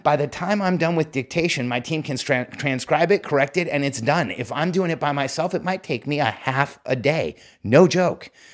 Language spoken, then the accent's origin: English; Mexico; moved away; I, I grew up in Mexico.